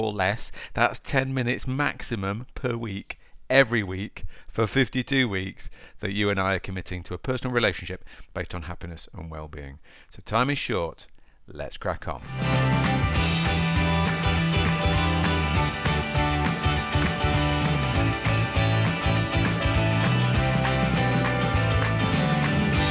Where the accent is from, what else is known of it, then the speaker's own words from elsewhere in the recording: United Kingdom; I am a Brit